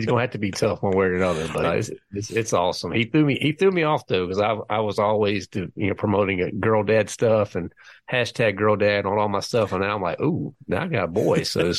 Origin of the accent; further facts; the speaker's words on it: North Carolina, United States; I know I sound like I'm from Jersey, but believe it or not, I'm from North Carolina.